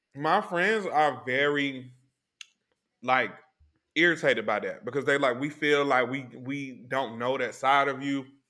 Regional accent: Atlanta, Georgia, United States; I'm from Atlanta

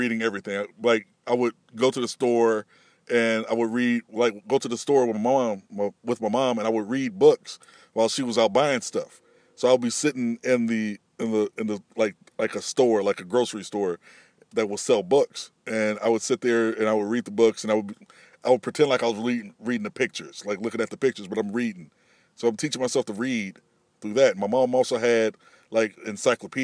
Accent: Peoria, Illinois, United States; moved away as an adult; now in California, United States; I'm originally from Peoria, Illinois, which is, of course, the birthplace of Richard Pryor and me

